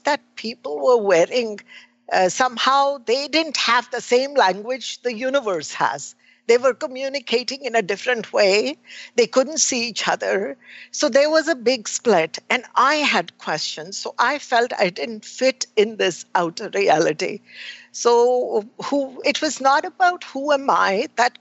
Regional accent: India; I was born in India

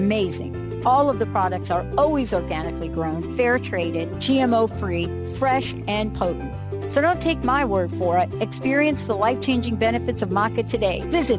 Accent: East Coast, United States; accent: East Coast; yes, you can hear my East Coast accent, but currently I live in Washington State.

